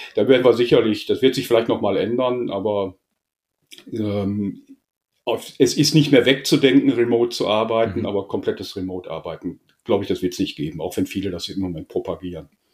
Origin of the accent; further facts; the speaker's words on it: Essen, North Rhine-Westphalia, Germany; geboren in Essen, mhm. soll ich sagen, klassisch Ruhrpott